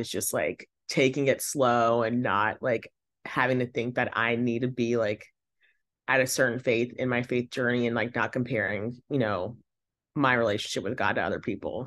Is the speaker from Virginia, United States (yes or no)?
yes; Northwestern Virginia, United States; I grew up in Northwestern Virginia